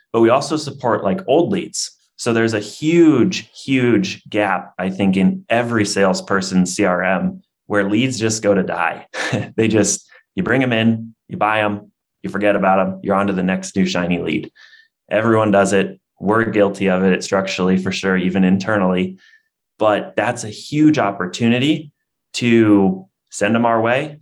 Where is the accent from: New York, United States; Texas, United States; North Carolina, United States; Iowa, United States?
Iowa, United States; born and raised in Iowa